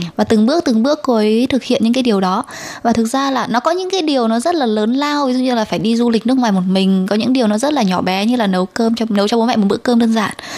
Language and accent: Vietnamese; Son La, Vietnam; moved away as an adult; now in Taiwan; mình đến từ Sơn La và mình 29 tuổi.